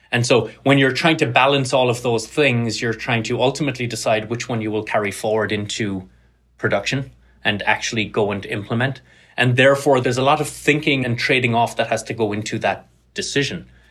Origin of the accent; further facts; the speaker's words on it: Cork, Munster, Ireland; moved away as an adult; also born or lived in Carlow / Tralee; now in United States; grew up in Ireland, grew up in Cork on the south coast.